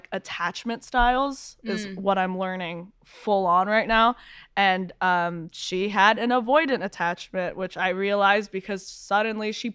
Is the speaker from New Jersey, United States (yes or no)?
no; New York, United States; moved away as an adult; now in Los Angeles, United States; growing up in New York